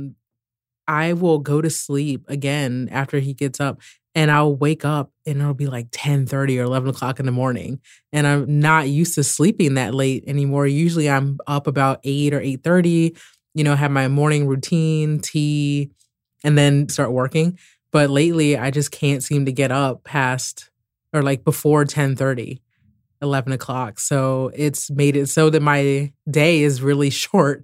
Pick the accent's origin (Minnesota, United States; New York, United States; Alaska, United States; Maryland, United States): Maryland, United States; D.C. area; moved away as an adult; also born or lived in Morocco / Oregon / Portland; I'm originally from the Maryland, D.C. area.